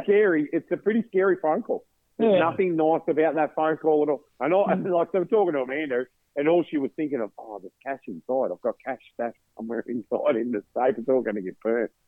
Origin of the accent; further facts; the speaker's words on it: Victoria, Australia; I grew up hardwood logging in Victoria